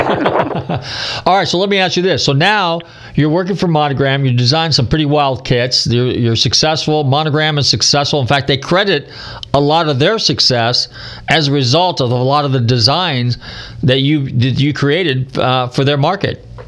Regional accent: Marin County, California, United States; I grew up in Marin County, so yeah, I'm a native

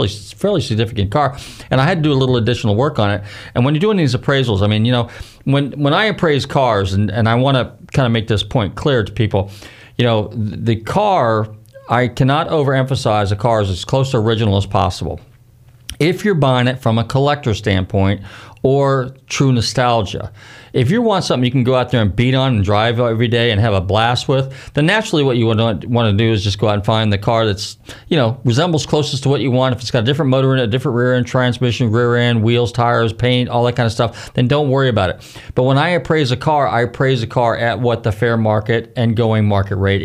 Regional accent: Marin County, California, United States; moved away; I'm from Marin County

